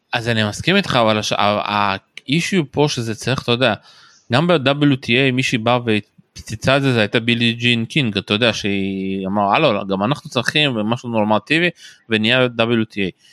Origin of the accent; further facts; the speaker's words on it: Israel; אנחנו כישראלים חווים